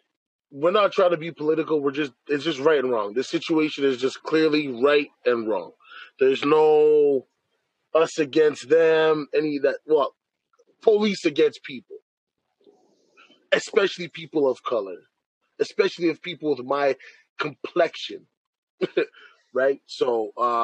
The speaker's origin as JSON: {"language": "English", "country": "Canada", "said": "I'm Canadian, we're Canadian"}